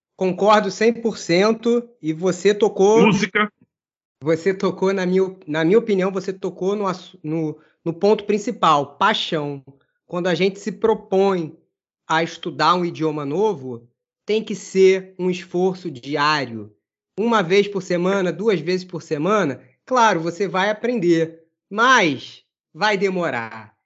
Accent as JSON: {"language": "Portuguese", "country": "Brazil", "said": "Mesmo eu sendo brasileiro"}